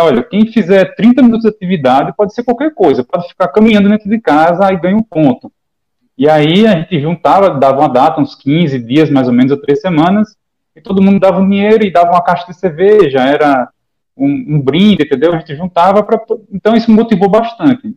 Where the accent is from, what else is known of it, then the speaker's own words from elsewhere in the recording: Maceió, Alagoas, Brazil; now in Aracaju, Brazil; Eu, eu moro aqui em Aracaju, sou de Maceió, mas eu moro em Aracaju.